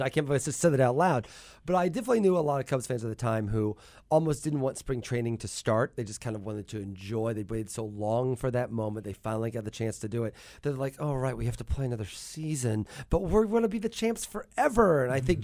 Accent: Mattoon, Illinois, United States; moved away as an adult; also born or lived in New York City, United States; now in Athens, Georgia, United States; I grew up in Mattoon

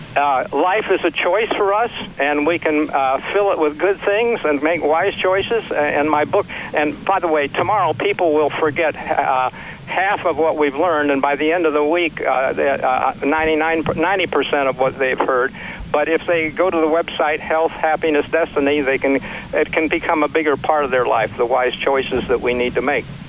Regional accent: Missouri, United States; also born or lived in St. Louis / Webster Groves / Kansas City; I grew up in Missouri, just below Iowa.

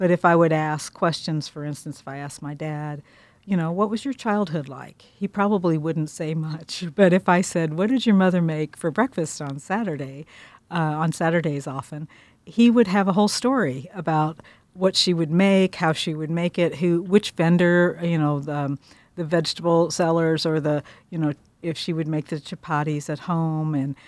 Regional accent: Pittsburgh, Kansas, United States; I'm from Pittsburgh, Kansas. I came to Columbia for the journalism school in 1980.

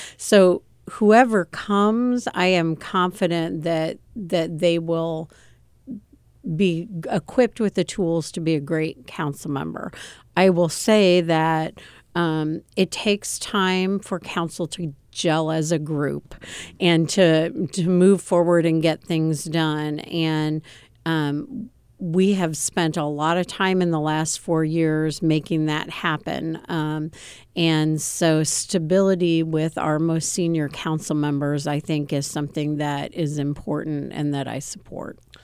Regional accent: Champaign, Illinois, United States; born or raised there; also born or lived in Newport News, Virginia / Urbana, Illinois

